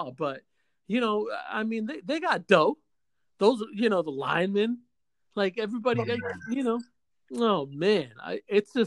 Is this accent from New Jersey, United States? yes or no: no; New York City, New York, United States; I was born in St. Luke Hospital in New York City